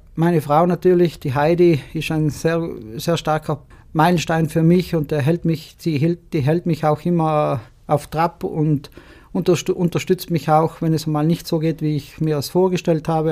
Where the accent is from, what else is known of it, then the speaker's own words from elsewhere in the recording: Martell Valley, Trentino-Alto Adige, Italy; Mein Geburtsort Marteltal.